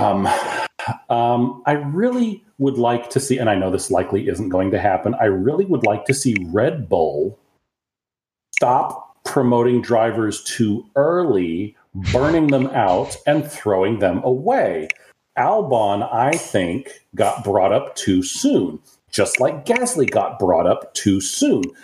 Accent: United States; also born or lived in Japan / Mobile, Alabama; I'm an American

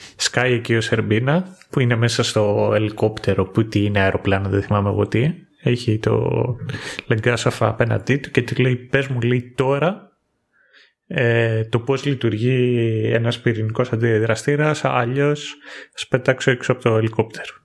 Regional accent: Greece; moved away as an adult; εγώ εκεί που μεγάλωσα είχαμε κατσίκες

